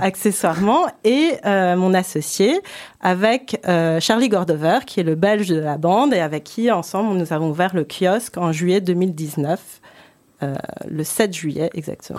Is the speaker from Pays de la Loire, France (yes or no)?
no; Paris, Île-de-France, France; moved away; je suis franco-japonaise, je suis née à Paris, j'ai grandi à Paris